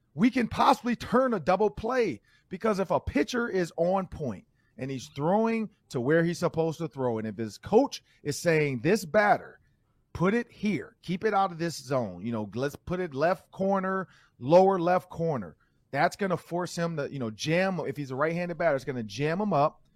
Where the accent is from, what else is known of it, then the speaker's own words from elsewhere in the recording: Detroit, Michigan, United States; now in Minnesota, United States; I'm from Detroit